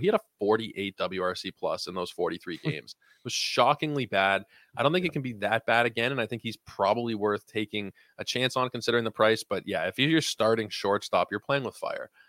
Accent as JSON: {"language": "English", "country": "Canada", "said": "as a Canadian"}